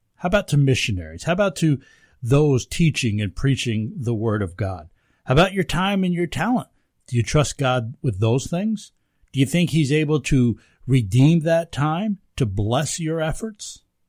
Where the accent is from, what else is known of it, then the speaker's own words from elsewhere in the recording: United States; here in the United States